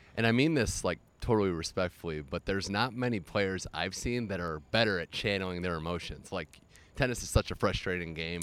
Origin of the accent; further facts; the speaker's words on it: Cleveland, Ohio, United States; moved away; my hometown of Cleveland